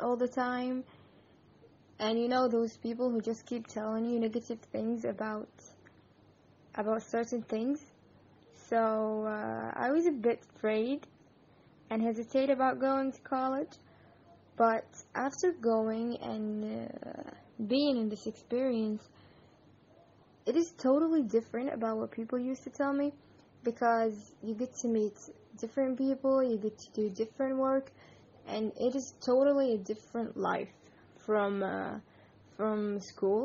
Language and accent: English; Yemen; I am from Yemen.